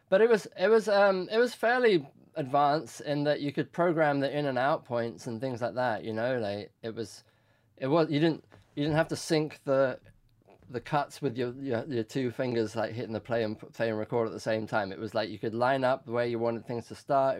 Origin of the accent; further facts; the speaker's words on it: London, United Kingdom; moved away as an adult; also born or lived in Tehran, Iran; now in United States; I grew up in West London in Ealing